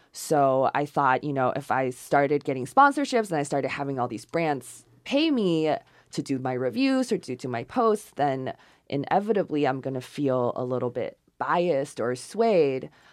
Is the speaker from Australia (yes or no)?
no; China; English is a second language; moved away; I was born in China